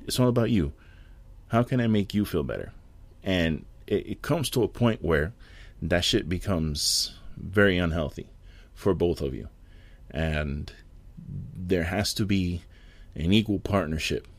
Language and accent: English; New York City, New York, United States; moved away; my city and my hometown